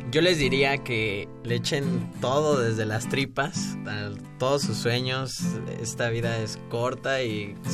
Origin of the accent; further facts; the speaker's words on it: Mexico City, Mexico; Igual nací aquí en la Ciudad de México el 4 de junio de 1997